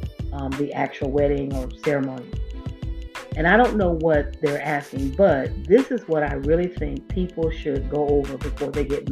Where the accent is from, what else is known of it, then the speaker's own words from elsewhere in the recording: Florida, United States; now in Georgia, United States; I live in Georgia, I'm from Florida. I know how to get home. I know how to get to my hometown